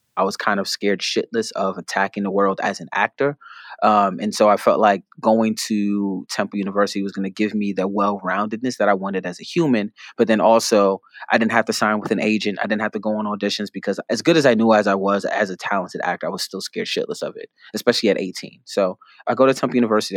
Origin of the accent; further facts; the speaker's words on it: New York City, New York, United States; growing up in the Bronx, I go to public school in the Bronx